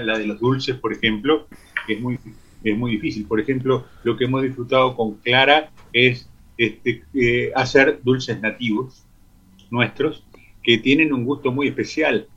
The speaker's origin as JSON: {"language": "Spanish", "country": "Uruguay", "said": "con lo que había en abundancia en nuestro país"}